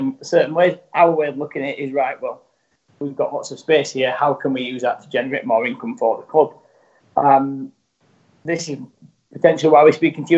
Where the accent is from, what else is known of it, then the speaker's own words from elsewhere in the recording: Rotherham, Yorkshire and the Humber, United Kingdom; moved away as an adult; also born or lived in Dubai / New York; I'm actually from Rotherham